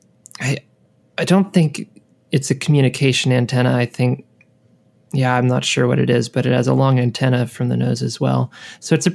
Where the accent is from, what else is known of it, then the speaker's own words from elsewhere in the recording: United States; growing up in America, as you and I have done